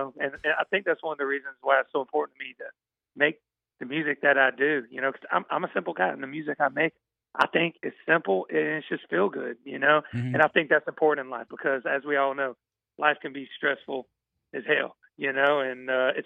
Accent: Douglasville, Georgia, United States; I'm from about 45 minutes west of Atlanta in a town called Douglasville

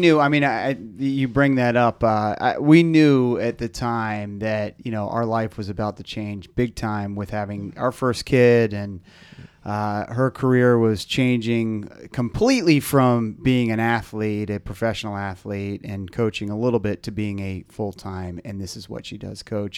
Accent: Arlington, Virginia, United States; I grew up here in Arlington

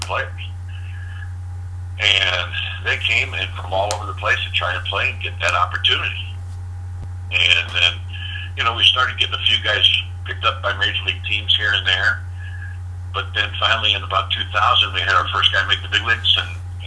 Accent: St. Louis, Missouri, United States; growing up in the St. Louis area

